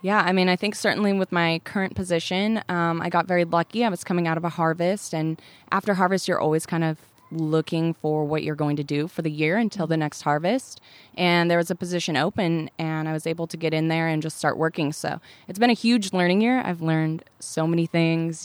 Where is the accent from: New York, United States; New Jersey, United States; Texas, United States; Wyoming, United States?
Wyoming, United States; Laramie; moved away; I grew up in Laramie, Wyoming